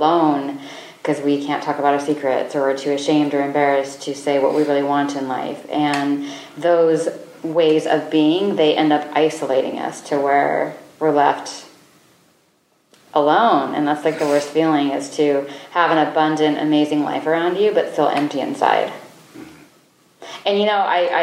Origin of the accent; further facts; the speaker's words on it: United States; also born or lived in South Dakota / Wyoming; I grew up in South Dakota and Wyoming